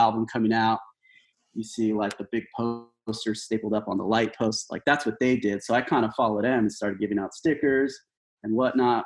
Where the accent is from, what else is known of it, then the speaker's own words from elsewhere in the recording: Lynwood, California, United States; also born or lived in Bell, California / Alhambra, California / West Covina, California / La Verne, California; I was born in Linwood, California, 1979